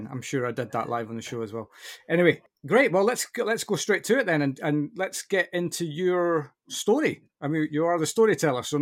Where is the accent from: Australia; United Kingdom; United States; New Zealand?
United Kingdom; I can't, I, honestly, I'm so British, it's unbelievable.